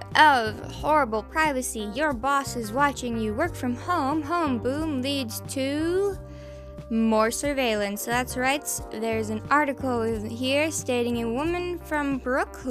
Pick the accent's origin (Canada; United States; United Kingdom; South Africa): Canada; I'm fucking Canadian.